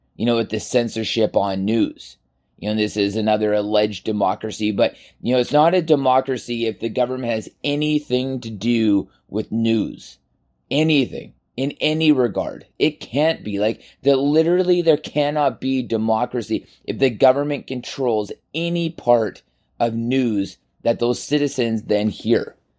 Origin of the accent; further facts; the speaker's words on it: Canada; as a Canadian